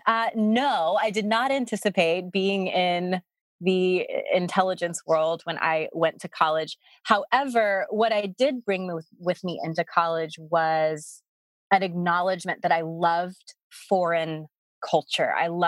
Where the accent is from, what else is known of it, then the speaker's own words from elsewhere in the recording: the South, United States; I mean, I grew up in the South and I think I had been out of the country once, but it wasn't even really out of the country because it was Puerto Rico.